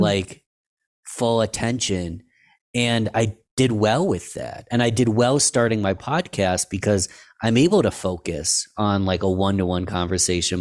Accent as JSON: {"language": "English", "town": "Rochester", "region": "New York", "country": "United States", "tie": "born or raised there", "said": "in my hometown, Rochester, New York."}